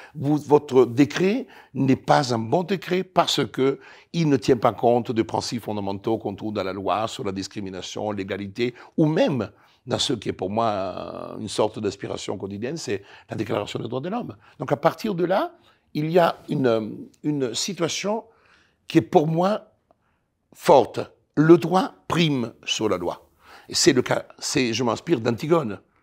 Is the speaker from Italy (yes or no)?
yes; Italy; French is a second language; moved away as an adult; now in France; j'ai quitté l'Italie